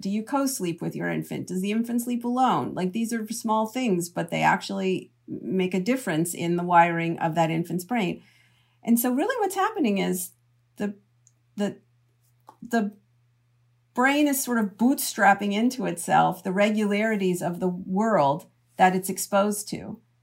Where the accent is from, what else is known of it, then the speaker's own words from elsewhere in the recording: Canada; now in United States; I'm from Canada originally